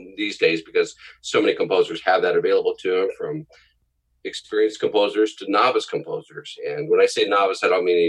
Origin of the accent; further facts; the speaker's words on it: San Diego, California, United States; moved away as an adult; also born or lived in Kentucky / Boston / Cleveland / Nashville; now in Los Angeles, United States; I grew up in San Diego and not raised there. I was born in Kentucky, of all places, and then moved to San Diego when I was real young. And I grew up and went to school there and everything.